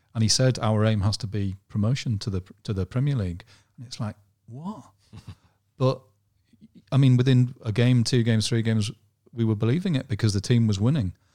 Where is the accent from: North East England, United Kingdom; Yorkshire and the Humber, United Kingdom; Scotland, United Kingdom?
North East England, United Kingdom; Durham; also born or lived in Hull / Newcastle; I'm from Durham, I'm a Durham lad, so I'd always, always lived, lived around Durham